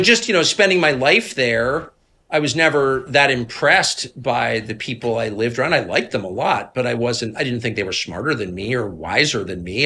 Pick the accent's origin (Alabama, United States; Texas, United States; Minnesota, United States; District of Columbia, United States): District of Columbia, United States; Washington; I'm from D C. My dad was in this world.